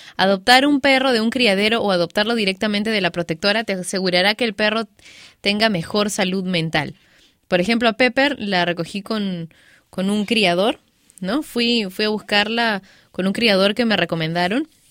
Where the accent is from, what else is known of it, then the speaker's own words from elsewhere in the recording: Peru; moved away; yo también soy peruana